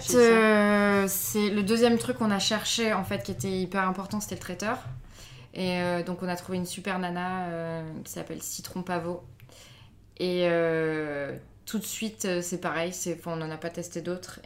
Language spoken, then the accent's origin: French; Avignon, Provence-Alpes-Côte d'Azur, France; moi je viens d'Avignon